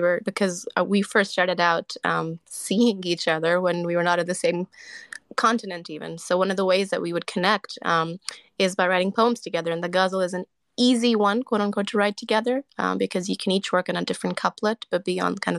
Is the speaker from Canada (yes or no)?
yes; Canada; I'm Canadian